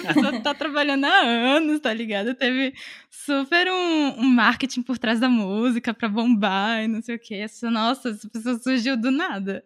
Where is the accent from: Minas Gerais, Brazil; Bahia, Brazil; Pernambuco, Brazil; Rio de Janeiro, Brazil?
Bahia, Brazil; Salvador; moved away as an adult; now in São Paulo, Brazil; quando eu me mudei para São Paulo, eu sou de Salvador, é, eu vim fazer faculdade